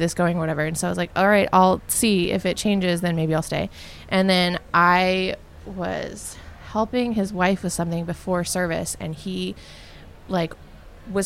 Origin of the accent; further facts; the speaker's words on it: United States; moved away as an adult; also born or lived in Numazu, Shizuoka, Japan / Tokyo, Japan; I grew up in the States.